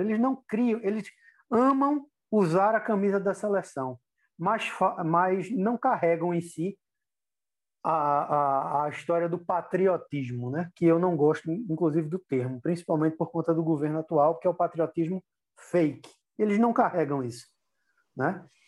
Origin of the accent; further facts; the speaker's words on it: Brazil; como brasileiro